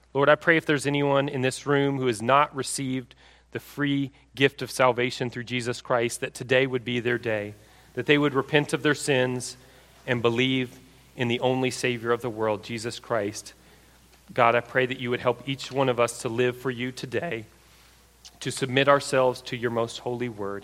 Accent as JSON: {"language": "English", "region": "Texas", "country": "United States", "said": "I'm from Texas"}